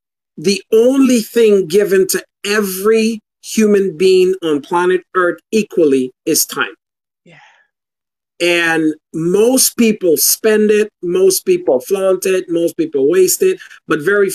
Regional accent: Guyana; now in United States; growing up in Guyana, third world country

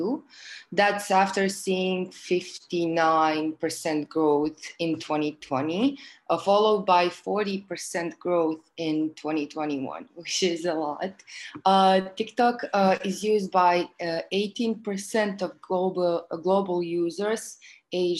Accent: Croatia; I'm from Croatia

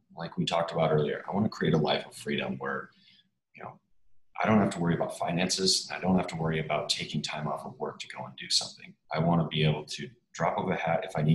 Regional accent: Minnesota, United States; I'm from Minnesota, so naturally I grew up on the lake

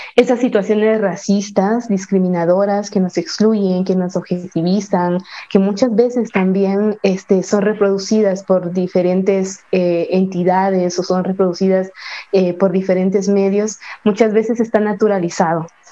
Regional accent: San Juan Comalapa, Chimaltenango, Guatemala; desde, desde mi pueblo, desde mi amado pueblo, San Juan Comalapa, Chimaltenango, aquí en Guatemala

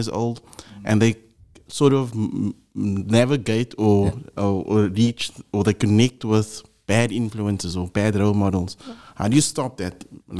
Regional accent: Cape Town, Western Cape, South Africa; We grew up on the Cape Flats.

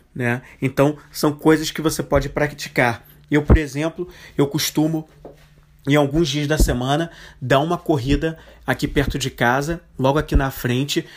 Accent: Rio de Janeiro, Brazil; até como cariocas

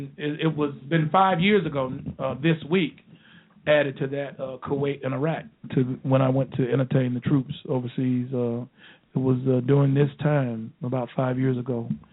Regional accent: Rural Hall, North Carolina, United States; moved away; I'm from Winston-Salem, North Carolina. Actually, I'm from a small town outside of Winston-Salem called Rural Hall, North Carolina.

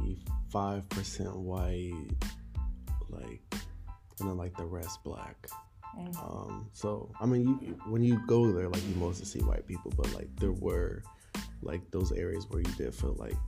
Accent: Pottstown, Pennsylvania, United States; I'm from Pottstown. Pretty small suburban area

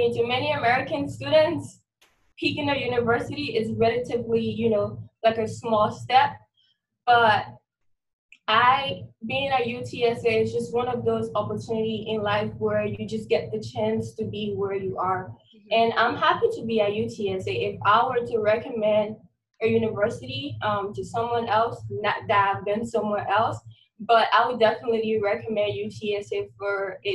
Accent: Liberia; moved away as an adult; now in San Antonio, United States; I'm originally from Liberia. It's a country in West Africa. It's a really small country. And I grew up in a mini settlement

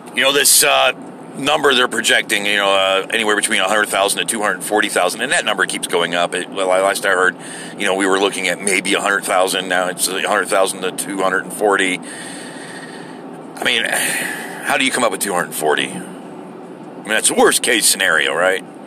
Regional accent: United States; as an American

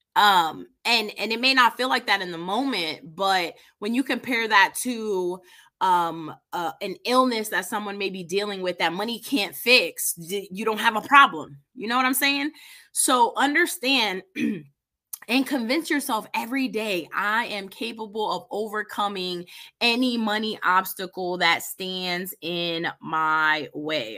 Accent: East Coast, United States; now in Indianapolis, United States; I'm originally from the East Coast

